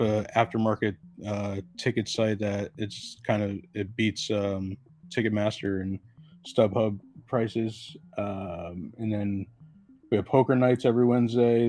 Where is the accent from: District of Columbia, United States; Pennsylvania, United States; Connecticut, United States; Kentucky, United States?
Connecticut, United States; I'm from Connecticut